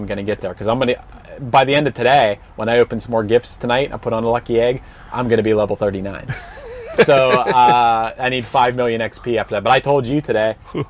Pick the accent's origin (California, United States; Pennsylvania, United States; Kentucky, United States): Pennsylvania, United States; we went out to this small town called Charleroi, which is near the town where I grew up in Pennsylvania.